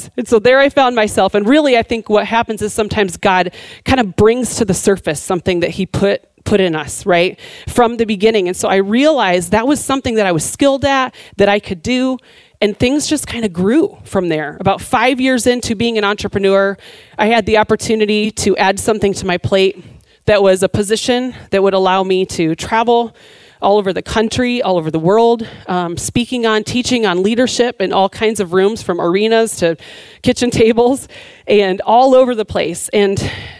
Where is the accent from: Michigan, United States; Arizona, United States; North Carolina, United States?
Michigan, United States; moved away; I grew up in Michigan